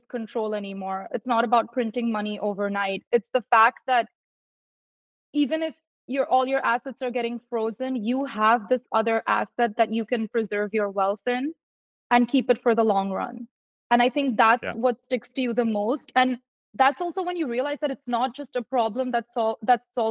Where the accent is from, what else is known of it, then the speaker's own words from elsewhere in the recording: India; moved away; I'm originally from India